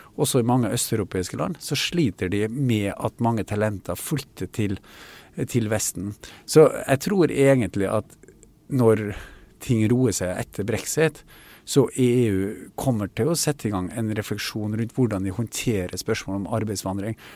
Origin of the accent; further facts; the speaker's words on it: Kristiansund, Møre og Romsdal, Norway; min hjemby og sykehuset i Kristiansund